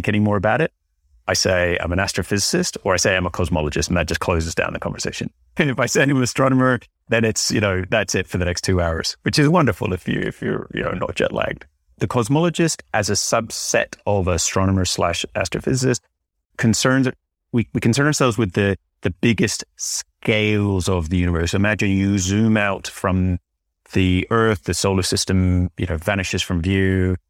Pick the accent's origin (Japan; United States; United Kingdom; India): United Kingdom; Northern Ireland; Well, I grew up in Northern Ireland, which maybe, I don't know how obvious that is from my accent these days